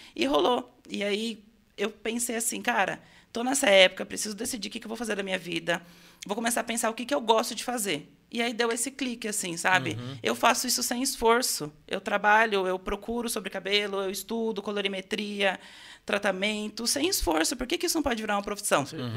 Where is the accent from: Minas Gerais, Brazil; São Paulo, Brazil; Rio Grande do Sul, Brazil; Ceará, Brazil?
São Paulo, Brazil; Itu; Eu nasci em São Paulo e fui criado lá, e com sete anos eu vim para Itu. Tá. Então, eu sou paulista, vivo em Itu